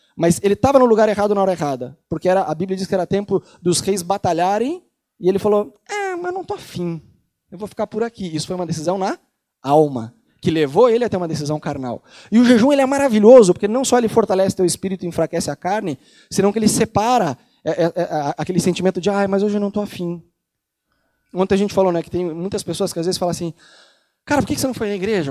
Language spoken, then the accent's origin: Portuguese; Brazil; moved away as an adult; also born or lived in Rio de Janeiro; now in Buenos Aires, Argentina; Eu nasci no Brasil, sou brasileiro